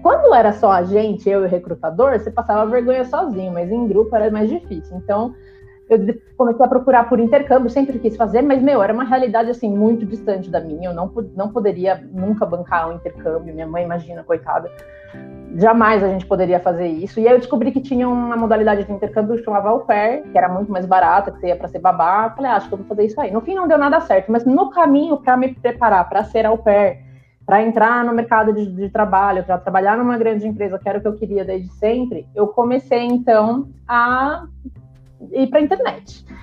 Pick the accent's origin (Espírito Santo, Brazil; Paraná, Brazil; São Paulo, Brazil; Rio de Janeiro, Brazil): São Paulo, Brazil; São Bernardo do Campo; Eu nunca saí de São Bernardo